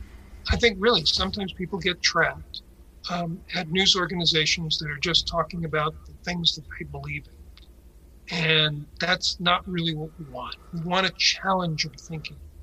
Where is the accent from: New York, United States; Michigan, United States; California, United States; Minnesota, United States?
New York, United States; New York City; moved away as an adult; now in Portland, United States; being a student at the Bronx High School of Science